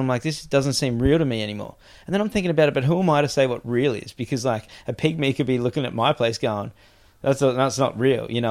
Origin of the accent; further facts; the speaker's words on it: Gold Coast, Queensland, Australia; moved away; I grew up on the Goldie and then lived overseas, and I couldn't live back there